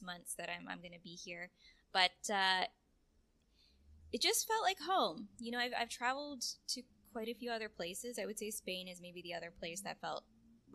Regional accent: Canada; moved away as an adult; also born or lived in California / Romania; now in Mexico; being first generation Canadian. My mother came from Romania

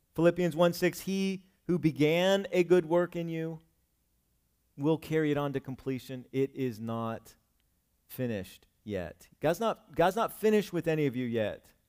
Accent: Cumberland, United States; moved away as an adult; also born or lived in Virginia / Kentucky / Scranton, Pennsylvania / Wilkes-Barre, Pennsylvania; I did not live here where I grew up in Cumberland

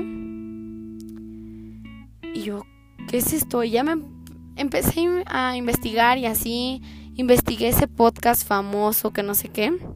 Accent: Aguascalientes, Mexico; yo soy de Aguascalientes

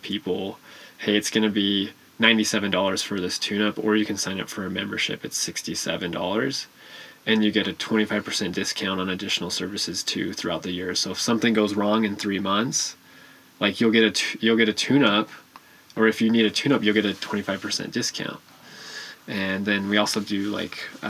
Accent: Utah, United States; moved away as an adult; also born or lived in Arizona; Moved back to my home state, Utah.

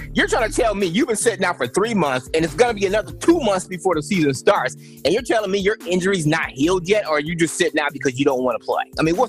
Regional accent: Chicago, Illinois, United States; I'm a Bulls fan. I'm from Chicago, so I'm gonna tell you right now, he sucks.

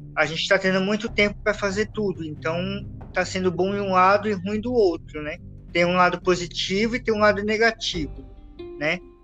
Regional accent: São Paulo, Brazil; Nós somos de São Paulo, estamos aqui na capital

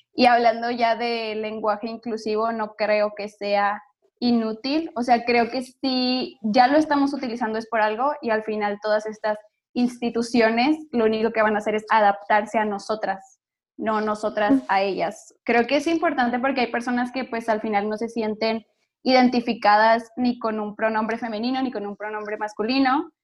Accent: Monterrey, Nuevo León, Mexico; yo soy de Monterrey

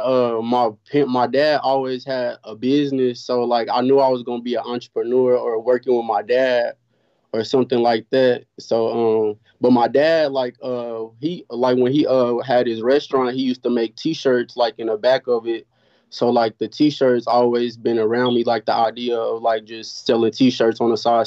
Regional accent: Oklahoma City, Oklahoma, United States; I'm from Oklahoma City

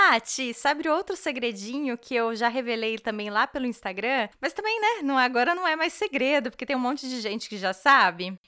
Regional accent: Brazil; first language Portuguese; moved away as an adult; now in Germany; eu sou brasileira e moro na Alemanha

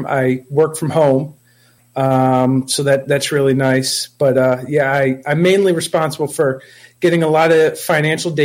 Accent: Saratoga Springs, New York, United States; accent: East Coast; I was born and raised in Saratoga Springs, New York.

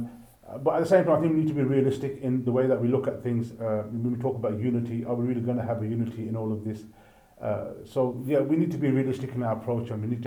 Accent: Pakistan; now in United Kingdom; I was born in Pakistan.

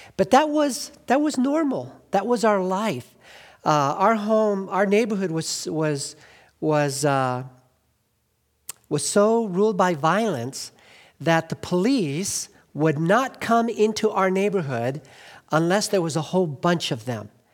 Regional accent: Glendale, California, United States; also born or lived in Northeast US (birth) / Highland Park, Los Angeles; I grew up in Glendale.

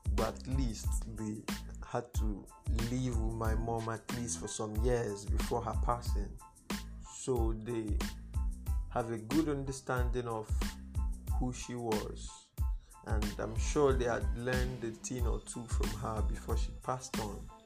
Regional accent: Igbo, Igboland, Nigeria; first language Igbo; English is a second language; I was raised in a thorough Igbo speaking home, like that was the mode of communication. Speak Igbo.

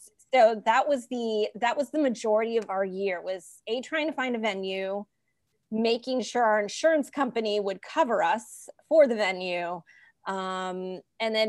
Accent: Los Angeles, California, United States; I'm from the Valley. I was born and raised in Los Angeles, San Fernando Valley

